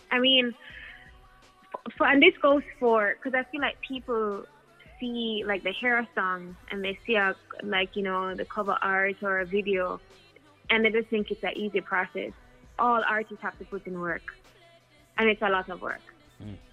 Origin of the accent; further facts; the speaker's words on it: United States; now in Jamaica; I grew up in the States for a very long time and I, would, I was in Jamaica all the time, but to really move back and like be in the culture